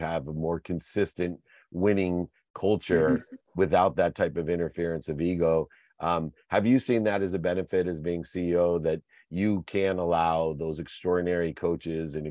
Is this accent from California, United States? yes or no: yes; San Diego, California, United States; I'm from San Diego